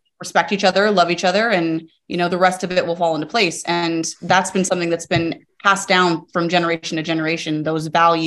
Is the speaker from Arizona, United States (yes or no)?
yes; Arizona, United States; I was born and raised in Arizona